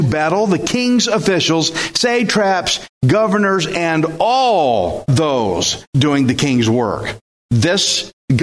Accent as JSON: {"language": "English", "region": "Texas", "country": "United States", "said": "I'm Texan"}